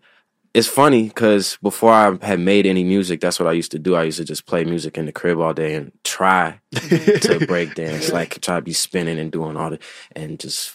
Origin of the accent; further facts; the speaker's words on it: Chicago, Illinois, United States; I'm from Morgan Park.